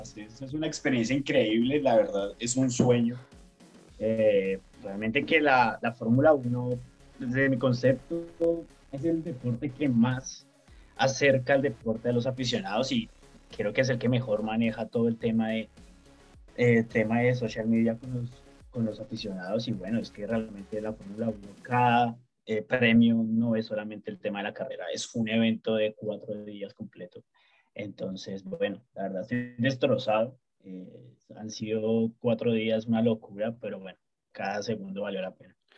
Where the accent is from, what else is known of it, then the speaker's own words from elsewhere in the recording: Colombia; now in Australia; soy colombiano